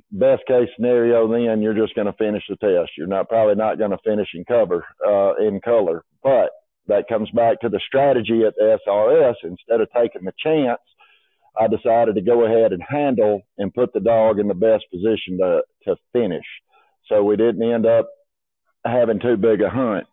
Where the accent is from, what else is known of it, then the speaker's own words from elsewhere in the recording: Union Springs, Alabama, United States; I grew up in Union Springs, Alabama